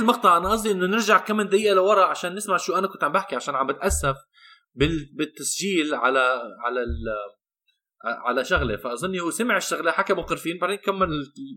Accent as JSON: {"language": "Arabic", "town": "Amman", "region": "Amman Governorate", "country": "Jordan", "tie": "born or raised there", "said": "انا عندي جواز امريكي ولكن بحياتي كلها مش عايش بامريكا طول حياتي ربيان بعمان"}